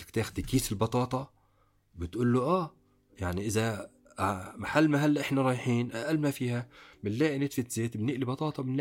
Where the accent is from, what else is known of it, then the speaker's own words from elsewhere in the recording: Palestine; انا ما بحكي هيك لاني انا فلسطيني